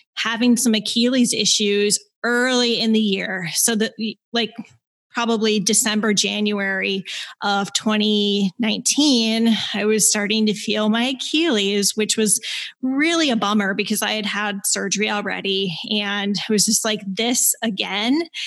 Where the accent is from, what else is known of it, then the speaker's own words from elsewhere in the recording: Minnesota, United States; moved away as an adult; also born or lived in Michigan / Bozeman, Montana; Growing up in Minnesota